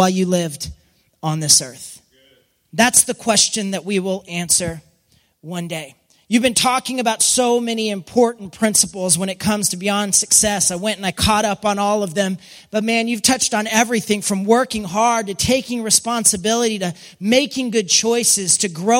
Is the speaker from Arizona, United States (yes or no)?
no; West Texas, United States; I grew up in West Texas